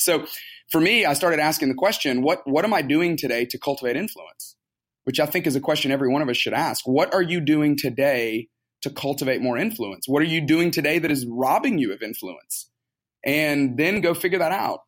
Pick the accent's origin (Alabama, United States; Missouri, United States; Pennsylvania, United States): Alabama, United States; Tuscaloosa; moved away as an adult; now in Atlanta, United States; I grew up in Tuscaloosa, Alabama.